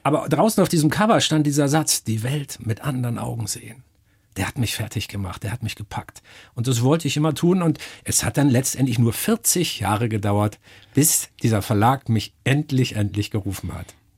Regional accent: Northern Germany, Germany; ich komme aus Norddeutschland. Da bin ich geboren, meine ganze Familie, soweit man das zurückverfolgen kann, hat niemals woanders gewohnt

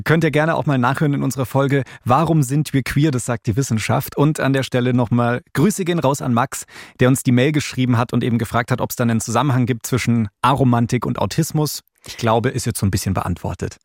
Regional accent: Bavaria, Germany; wir sind zwar queer, aber wir sind zum Beispiel beide in Bayern aufgewachsen

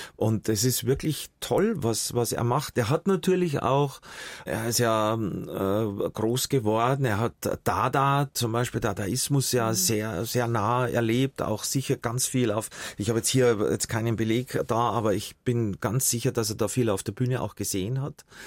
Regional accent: Munich, Bavaria, Germany; bin ja zum Großteil bei meiner Großtante aufgewachsen in München, Heidhausen

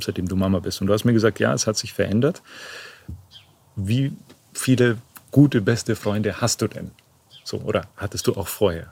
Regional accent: Memmingen, Bavaria, Germany; moved away; Ich bin gerade in Memmingen im Allgäu, das ist meine Heimatstadt. Hier bin ich zwar nicht geboren, aber aufgewachsen

